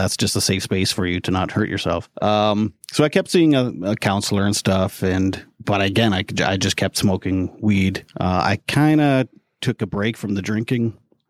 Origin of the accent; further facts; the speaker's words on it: Canada; I'm Canadian, by the way.